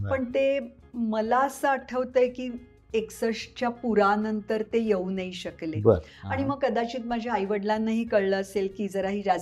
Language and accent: Marathi; Pune, Maharashtra, India; पुण्यातच होते मी जन्मापासून पुण्यात